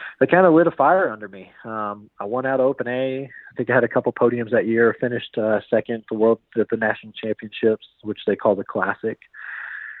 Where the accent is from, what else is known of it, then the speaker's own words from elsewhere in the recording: Norman, Oklahoma, United States; I am from Norman, Oklahoma, otherwise known as God's Country